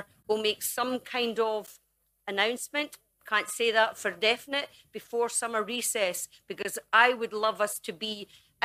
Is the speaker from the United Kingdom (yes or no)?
yes; Dumfries, Scotland, United Kingdom; the streets of my hometown